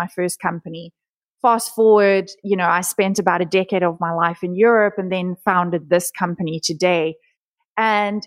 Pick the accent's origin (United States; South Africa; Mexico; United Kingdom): South Africa; I was born and raised in South Africa.